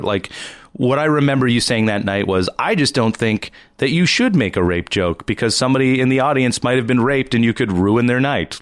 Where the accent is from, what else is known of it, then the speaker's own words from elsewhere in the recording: East Coast, Canada; now in Toronto, Canada; I'm from the East Coast